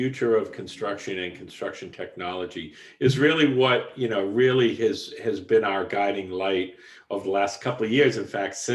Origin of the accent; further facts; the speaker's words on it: Boston, Massachusetts, United States; accent: Boston; also born or lived in Portland, Oregon; my Boston accent comes across quite strong